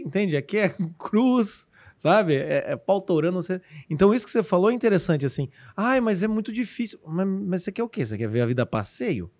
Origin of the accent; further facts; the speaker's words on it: Curitiba, Paraná, Brazil; sou curitibano, pode não parecer